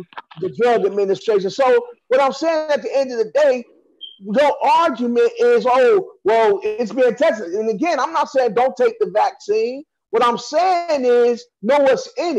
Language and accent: English; Cleveland, Ohio, United States; now in New York, United States; I'm from Cleveland